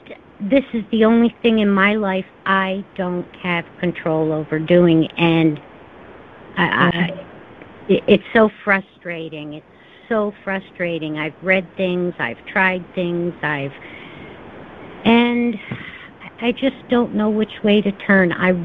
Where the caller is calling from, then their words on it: Albany, New York, United States; Albany, New York.